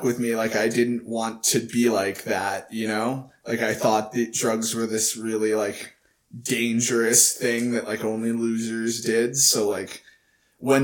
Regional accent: Texas, United States; I grew up in Texas

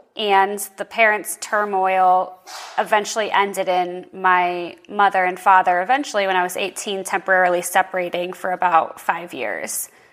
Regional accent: Boston, Massachusetts, United States; moved away as an adult; now in Arizona, United States; I'm from Boston, Massachusetts originally

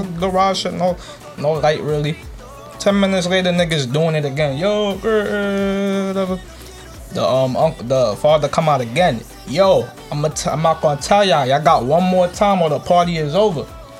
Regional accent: New York, United States; I came from New York, so it doesn't compare.

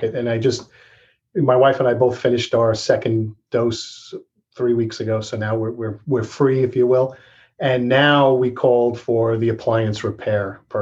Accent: Massapequa, New York, United States; now in Rockville Centre, United States; I grew up in Massapequa

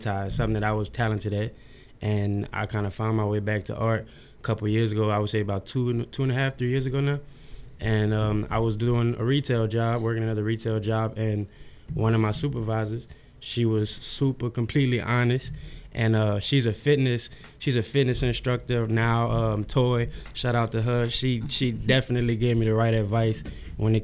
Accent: New Orleans, Louisiana, United States; now in Houston, United States; I'm from New Orleans, Louisiana, but I moved out here to Houston after Katrina

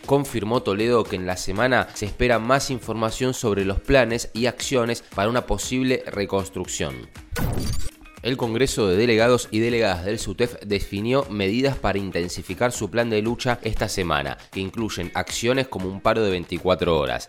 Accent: Argentina; como argentinos y argentinas

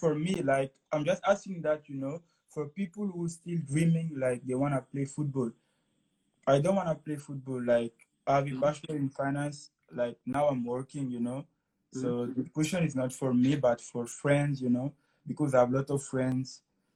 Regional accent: Guinea; first language French; English is a second language; now in Moncton, Canada; I'm living now in Moncton, Canada. And I come from Guinea-Conakry in West Africa.

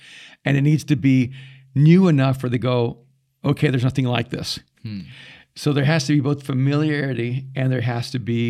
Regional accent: United Kingdom; realized without even knowing it, I'm up there, you know, being British.

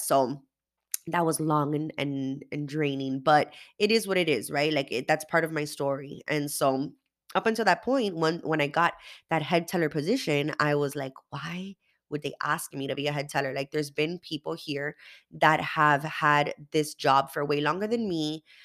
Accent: Miami, Florida, United States; I am from Miami, Florida

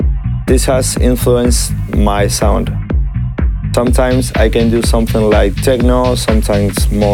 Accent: Buenos Aires, Argentina; I am from Buenos Aires in Argentina.

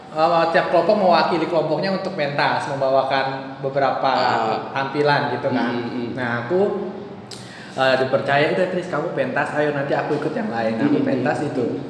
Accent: Jakarta, Indonesia; aku aku lahir besar di Jakarta

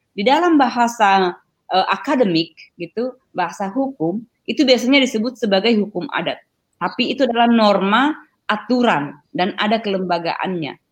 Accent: Toraja, South Sulawesi, Indonesia; moved away as an adult; Jadi wilayah adat saya di Toraja namanya Madandan. Saya kalau di, mengidentifikasi diri saya, karena kampung saya, wilayah adat saya masih ada, makanya saya disebut orang Madandan

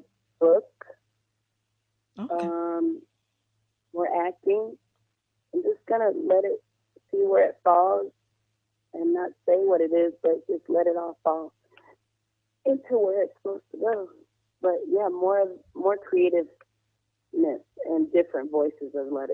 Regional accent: New Orleans, Louisiana, United States; I'm from New Orleans

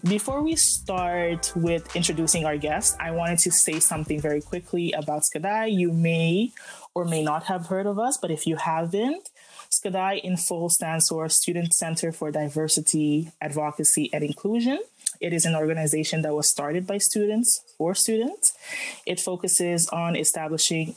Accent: Aruba; I grew up in Aruba.

